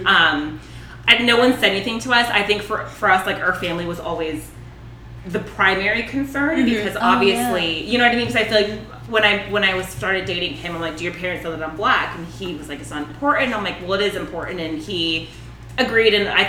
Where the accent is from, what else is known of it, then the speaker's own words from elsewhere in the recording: Marietta, Georgia, United States; So I grew up in Marietta and, you know, we were the only black family there for a long time.